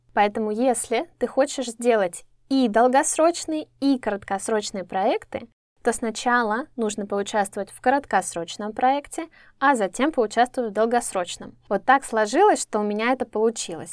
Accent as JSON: {"language": "Russian", "country": "Russia", "said": "мы, да, люди из России"}